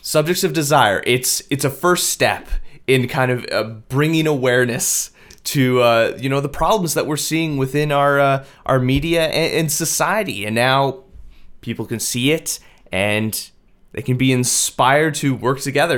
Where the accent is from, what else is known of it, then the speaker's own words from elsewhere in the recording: Winkler, Manitoba, Canada; moved away; I grew up in Winkler, like a small rural town.